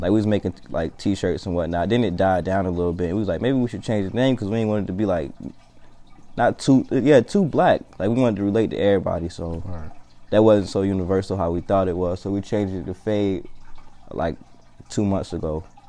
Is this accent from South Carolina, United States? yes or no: yes; Columbia, South Carolina, United States; also born or lived in Anniston, Alabama; I was born in Anniston, Alabama, from uh, Columbia, South Carolina, the northeast side of Columbia, South Carolina. Um, Lake Carolina Elementary School, Kelly Mill Middle School, and Ridgeview High School. Um, growing up there